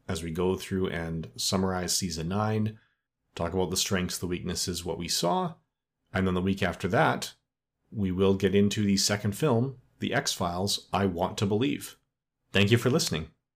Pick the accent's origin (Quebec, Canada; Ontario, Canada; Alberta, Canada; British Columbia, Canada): Alberta, Canada; Edmonton; my hometown of Edmonton, Alberta, Canada, where I still live today.